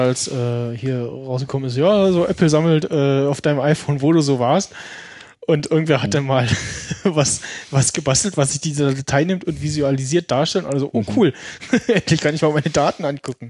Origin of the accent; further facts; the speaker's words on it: Germany; als Deutscher